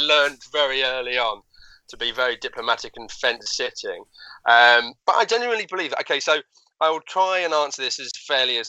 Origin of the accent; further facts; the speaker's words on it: Hatfield, East of England, United Kingdom; that's my hometown in Hatfield in Hertfordshire, which is just north of London